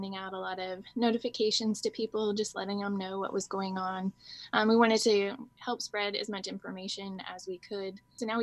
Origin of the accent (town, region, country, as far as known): Washington, United States; born or raised there